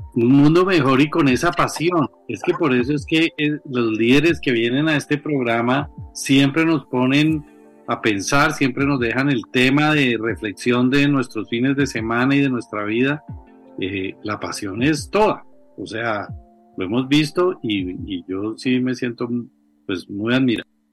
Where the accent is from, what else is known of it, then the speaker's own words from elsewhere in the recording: Colombia; a todos los colombianos